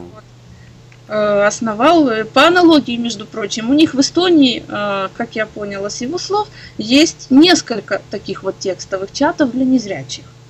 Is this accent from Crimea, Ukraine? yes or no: no; Odesa, Odesa Oblast, Ukraine; я из Одессы